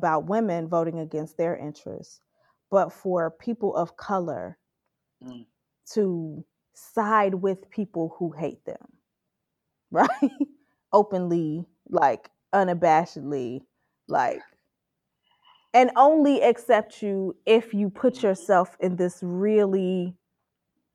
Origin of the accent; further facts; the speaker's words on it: Chicago, Illinois, United States; I'm from Chicago